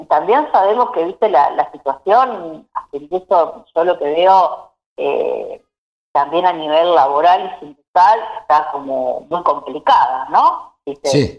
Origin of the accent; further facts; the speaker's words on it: Vigar, Santa Fe, Argentina; now in Junín, Argentina; nací en Vigar, eh, un pueblo